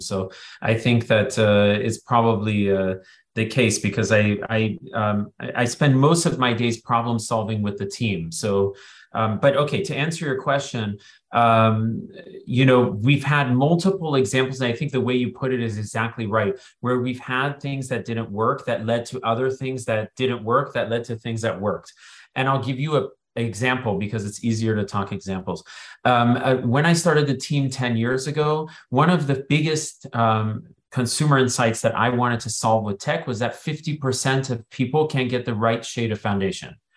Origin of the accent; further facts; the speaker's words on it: Silicon Valley, California, United States; I grew up in Silicon Valley